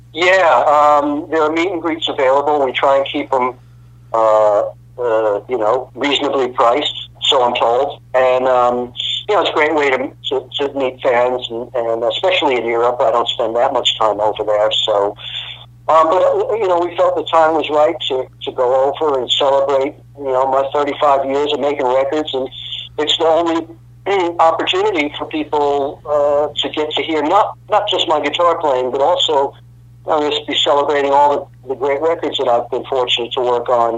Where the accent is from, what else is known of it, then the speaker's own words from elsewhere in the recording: New York, United States; moved away as an adult; also born or lived in Los Angeles; I'm a kid from New York. I was used to subways